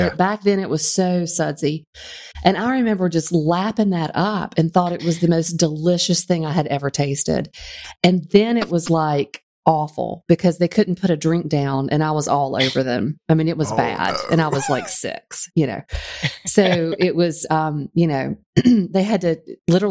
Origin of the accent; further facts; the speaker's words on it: Greer, South Carolina, United States; moved away; I am from Greer, South Carolina